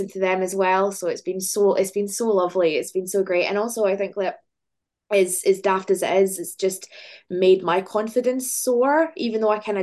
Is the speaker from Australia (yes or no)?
no; Glasgow, Scotland, United Kingdom; Glasgow, which is like my hometown. I've lived here my whole life.